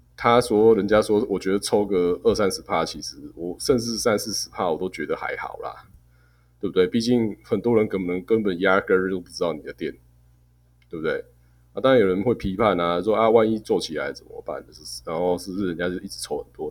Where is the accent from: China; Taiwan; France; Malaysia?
Taiwan; 我们台湾人不要，把自己看得太先进